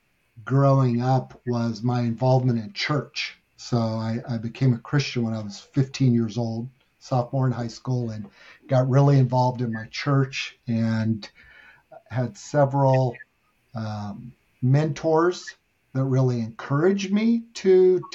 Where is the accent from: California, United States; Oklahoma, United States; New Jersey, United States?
California, United States; San Diego; also born or lived in Albion, Michigan / Kentucky; I moved to California when I was 8 years old. So I was born in Michigan